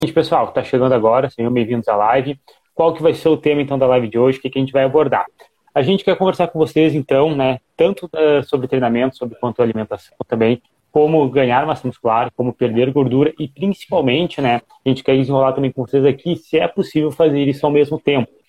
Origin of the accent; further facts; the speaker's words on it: Rio Grande do Sul, Brazil; eu tenho 22 anos, eu sou do Rio Grande do Sul